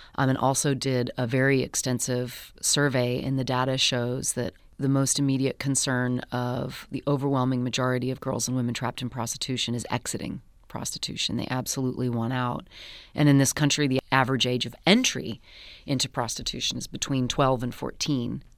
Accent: United States; I am American

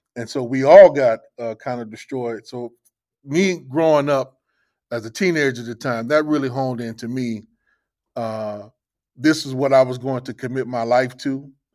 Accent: Los Angeles, California, United States; now in Jackson, United States; growing up in Los Angeles

